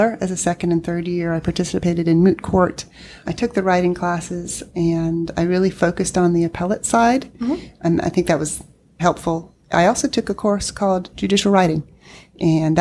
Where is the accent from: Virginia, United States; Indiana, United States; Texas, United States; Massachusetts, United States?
Virginia, United States; Northern; also born or lived in California; now in North Carolina, United States; I grew up in Northern Virginia